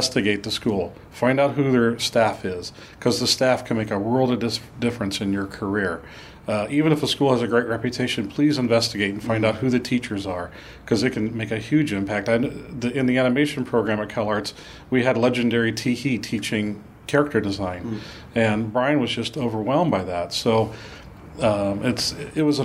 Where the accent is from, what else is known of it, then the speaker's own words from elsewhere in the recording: Midwest, United States; moved away as an adult; also born or lived in California; I'm from the Midwest, and going all the way to California was a little bit like going to the moon.